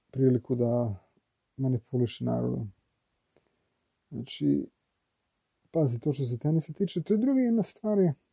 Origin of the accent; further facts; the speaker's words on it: Belgrade, Serbia; ja sam iz Beograda, ja, Srbija